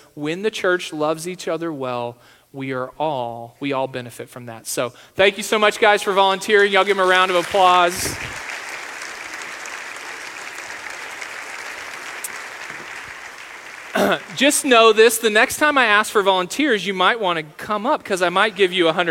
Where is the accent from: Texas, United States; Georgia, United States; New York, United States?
Texas, United States; now in South Dakota, United States; I'm from Texas